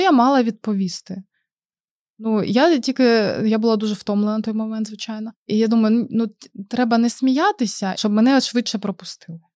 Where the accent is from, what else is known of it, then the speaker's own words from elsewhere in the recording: Mariupol, Donetsk Oblast, Ukraine; moved away as an adult; now in Oldenburg, Germany; ми з Маріуполя.